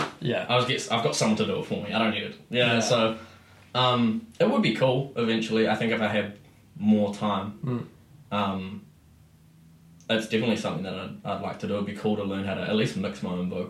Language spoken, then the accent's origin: English; Christchurch, Canterbury, New Zealand; also born or lived in Auckland; I moved back to Christchurch from Auckland